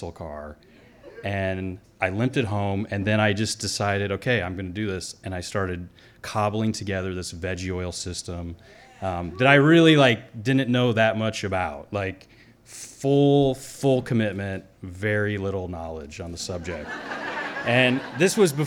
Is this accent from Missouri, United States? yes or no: yes; the Ozarks, Missouri, United States; moved away; also born or lived in Alaska / Belize; I grew up in Missouri in the Ozarks